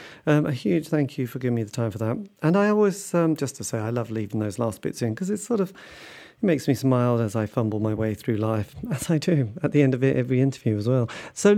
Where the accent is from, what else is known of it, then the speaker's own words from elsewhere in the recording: England, United Kingdom; I'm very English.